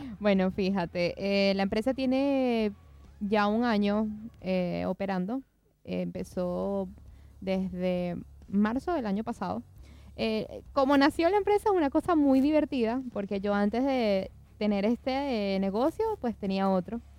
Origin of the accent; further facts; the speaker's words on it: Maracaibo, Zulia, Venezuela; pues llegué a mi charquito de nuevo, a mi charquito, llámese mi ciudad natal, que se llama Maracaibo, es en Venezuela.